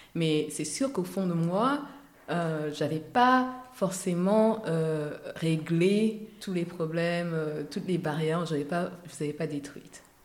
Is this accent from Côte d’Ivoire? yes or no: yes; Abidjan, Côte d’Ivoire; accent: Ivorian; also born or lived in United States; je viens d'Abidjan, qui est censé être, euh, ou de la Côte d'Ivoire